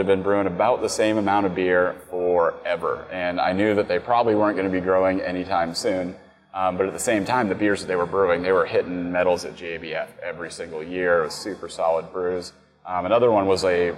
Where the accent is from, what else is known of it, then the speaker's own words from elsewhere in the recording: Knoxville, Tennessee, United States; I grew up in Knoxville, and it's where I first started home brewing